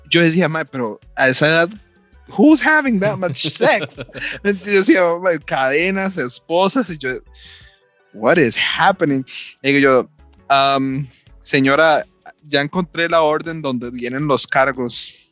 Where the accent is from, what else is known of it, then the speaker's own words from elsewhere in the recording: Guatemala; está en Alaska y soy de Guatemala, ¿verdad?